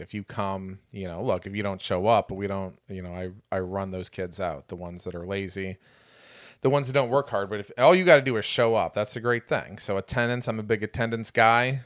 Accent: Chesterton, Indiana, United States; moved away; also born or lived in Michigan City, Indiana; I am an Indiana transplant originally. I'm from Michigan City, actually Chesterton, Indiana.

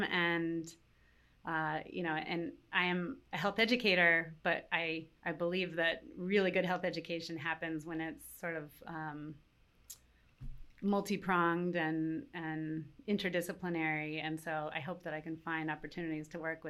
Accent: Baltimore, Maryland, United States; moved away as an adult; I loved growing up in Roland Park. It's so beautiful.

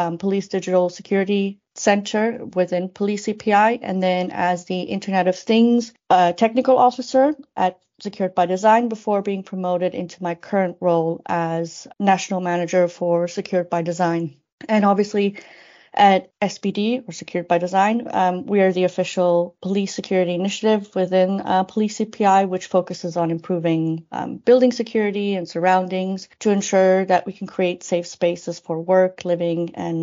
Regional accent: Switzerland; first language Spanish; English is a second language; moved away; also born or lived in Sydney, Australia; I am a Swiss national with a multicultural background

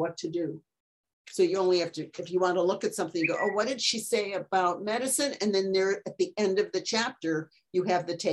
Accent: Detroit, Michigan, United States; I'm from Detroit, and so that's Motown.

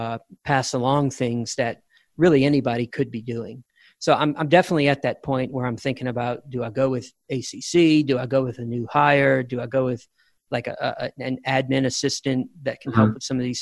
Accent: Louisiana, United States; moved away as an adult; now in Texas, United States; I was born and raised in Louisiana. I've been in Texas for 22 years

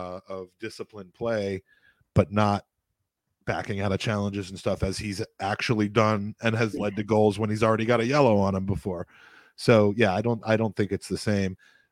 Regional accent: Ireland; I'm an Irish guy.

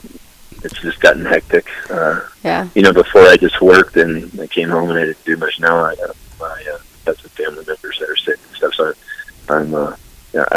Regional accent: Midwest, United States; moved away; I grew up in the Midwest, not around the mountains

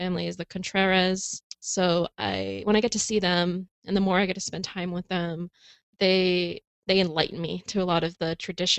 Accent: California, United States; I'm originally from California, but when we moved out here, I kind of lost a lot of touch with my Hispanic family.

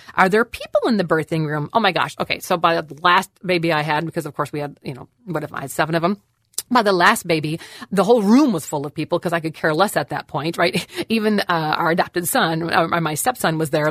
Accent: Wisconsin, United States; I'm actually from Wisconsin

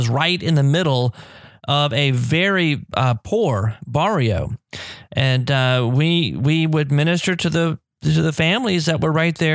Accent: United States; moved away as an adult; I grew up in the United States

